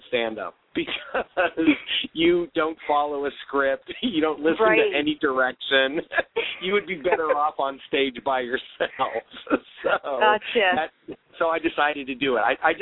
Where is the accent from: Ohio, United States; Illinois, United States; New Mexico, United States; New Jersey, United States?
Ohio, United States; Cleveland; moved away as an adult; also born or lived in Cincinnati, Ohio; now in New York City, United States; I grew up in Ohio. I'm from Cleveland, Ohio